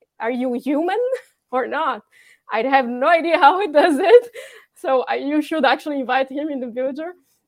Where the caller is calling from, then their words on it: Bordeaux, Nouvelle-Aquitaine, France; Hello from France, by the way. I'm calling from Bordeaux.